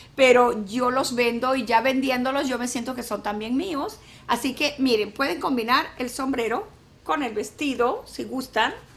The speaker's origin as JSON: {"language": "Spanish", "town": "San Luis", "country": "Venezuela", "moved": "yes", "lives_now": "Mexico", "said": "Yo soy de San Luis de, Venezuela, yo soy de un pueblo que se llama San Luis"}